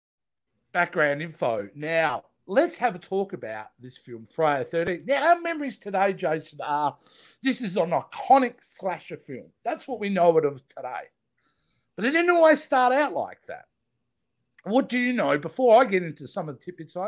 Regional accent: Australia; I'm an Aussie

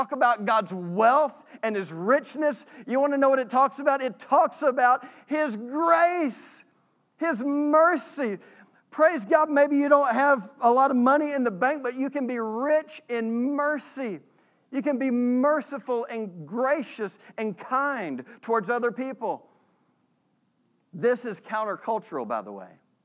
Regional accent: Texas, United States; not only are we American, we're Southerners and we're from Texas

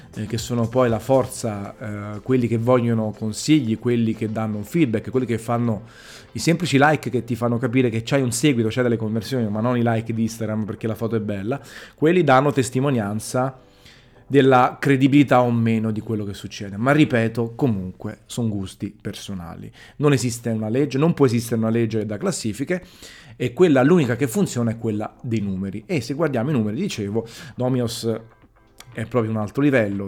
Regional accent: Naples, Campania, Italy; sono napoletano

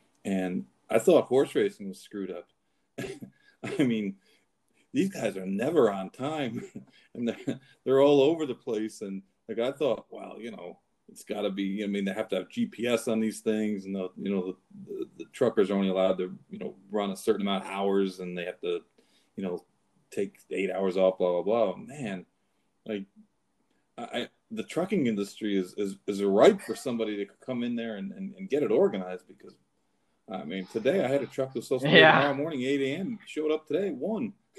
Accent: Saratoga, New York, United States; also born or lived in Kentucky / New Jersey; No, I'm actually from Saratoga, but you know, I bounced around. I left Kentucky, and I was in New Jersey for like 4 years.

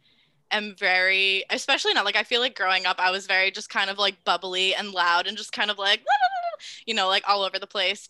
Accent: Massachusetts, United States; moved away as an adult; now in Providence, United States; I'm actually from Massachusetts as well as Emily

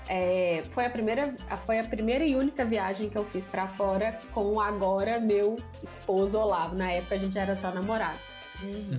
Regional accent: Brazil; a gente é brasileiro.

